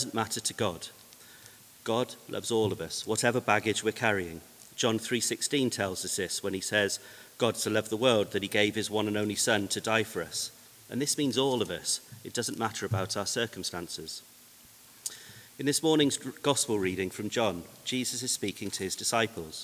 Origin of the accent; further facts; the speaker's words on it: Gloucester, South West England, United Kingdom; I'm from Gloucester, born and bred